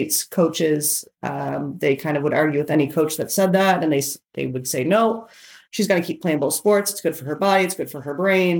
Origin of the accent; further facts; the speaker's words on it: Canada; now in United States; I'm actually Canadian.